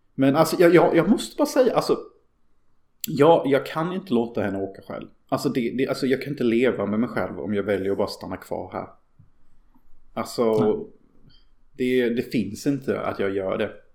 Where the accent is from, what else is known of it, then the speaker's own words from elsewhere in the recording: Sweden; jag skäms ju över att vara svensk.